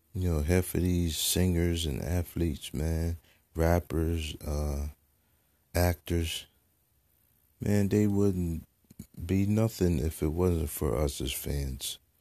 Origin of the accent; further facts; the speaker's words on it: United States; as American people